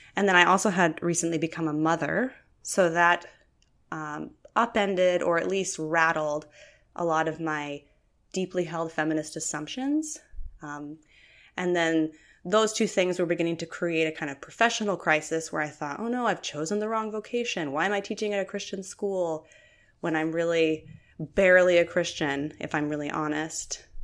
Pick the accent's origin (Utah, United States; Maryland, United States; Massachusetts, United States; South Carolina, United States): Utah, United States; Utah and eastern Idaho, United States; moved away as an adult; now in Oregon, United States; I grew up in the Intermountain West and primarily in the Mormon Belt in Utah and eastern Idaho